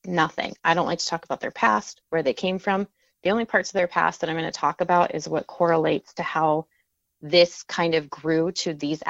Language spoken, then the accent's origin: English; North Dakota, United States; also born or lived in Maryland; So I grew up in North Dakota. My time was pretty much split between North Dakota and Maryland, not like my summers or my winters.